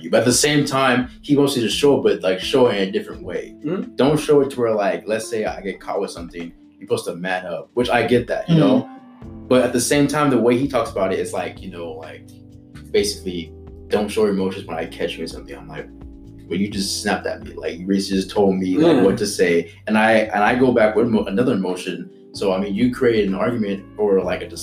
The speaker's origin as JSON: {"language": "English", "town": "Fontana", "region": "California", "country": "United States", "tie": "born or raised there", "also_born_or_lived": "Antelope Valley, California", "said": "I grew up in Fontana"}